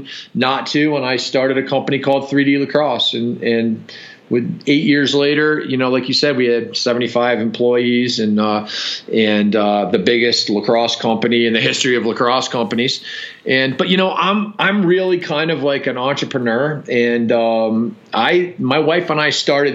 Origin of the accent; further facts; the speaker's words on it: Providence, Rhode Island, United States; moved away as an adult; now in Colorado, United States; I grew up in Providence, Rhode Island. Actually, I live in Colorado now, but I grew up in Providence, Rhode Island